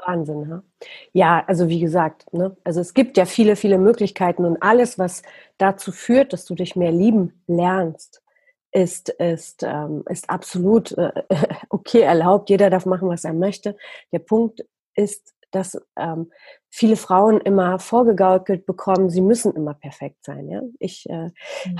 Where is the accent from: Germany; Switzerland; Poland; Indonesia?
Poland; moved away; als ich noch in Polen gelebt habe, ich bin nämlich in Polen geboren